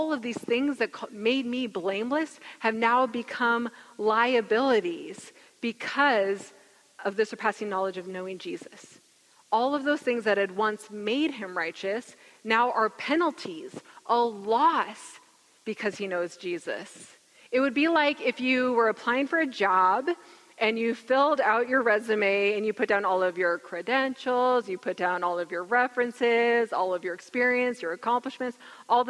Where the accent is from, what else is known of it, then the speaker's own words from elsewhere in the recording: Gig Harbor, Washington, United States; I grew up in Gig Harbor